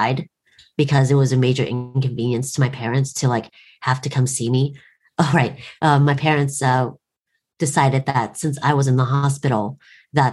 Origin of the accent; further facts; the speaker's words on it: Portland, United States; growing up in Portland